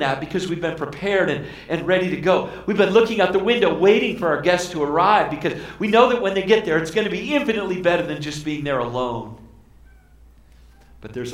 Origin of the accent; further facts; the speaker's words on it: Arizona, United States; I grew up in Arizona